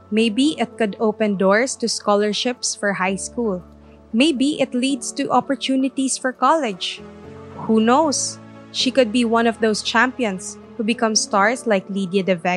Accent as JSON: {"language": "Tagalog", "region": "Davao Region", "country": "Philippines", "said": "Taga Davao."}